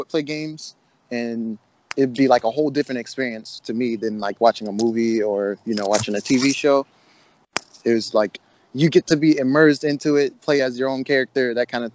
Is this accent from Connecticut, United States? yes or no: no; Jacksonville, Florida, United States; now in Atlanta, United States; I'm from Jacksonville, Florida. I'm currently in Atlanta, Georgia